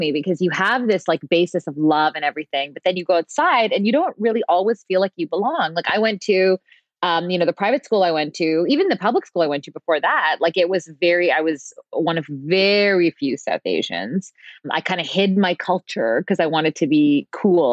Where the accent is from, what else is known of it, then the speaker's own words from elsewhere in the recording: Mississauga, Ontario, Canada; I was raised in Mississauga